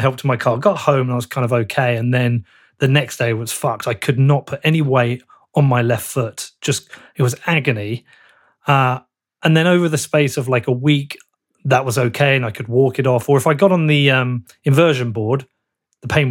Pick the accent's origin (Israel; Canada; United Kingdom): United Kingdom; Bedford, East of England; I'm from Bedford.